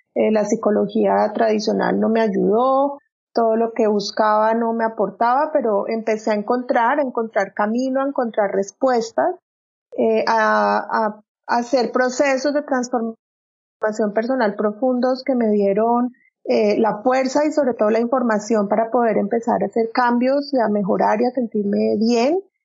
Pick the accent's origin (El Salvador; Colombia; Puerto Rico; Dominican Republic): Colombia; moved away as an adult; now in Frisco, United States; yo soy colombiana, tengo 45 años, eh, vivo hace año y medio